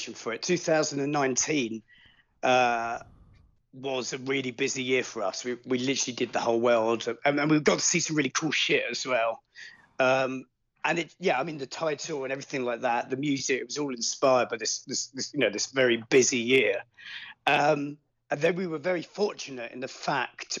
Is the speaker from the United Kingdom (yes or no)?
yes; Suffolk, East of England, United Kingdom; also born or lived in Hertford; I was born there, but I grew up in Suffolk.